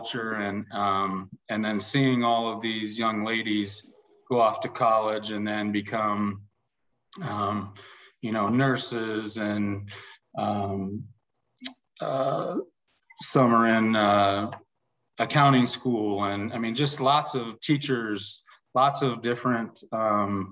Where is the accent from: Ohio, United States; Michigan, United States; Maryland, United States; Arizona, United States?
Ohio, United States; Massillon; moved away as an adult; now in West Des Moines, United States; I grew up in Massillon, Ohio, Northeast Ohio, 60 miles south of Cleveland